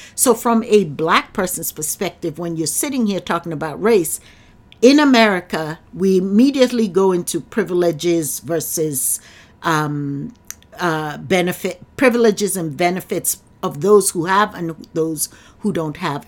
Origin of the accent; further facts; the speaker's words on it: Nigeria; now in United States; I'm from Nigeria